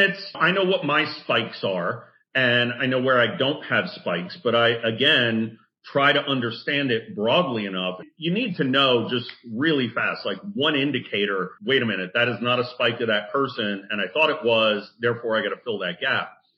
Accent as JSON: {"language": "English", "region": "New Jersey", "country": "United States", "said": "I'm from Jersey"}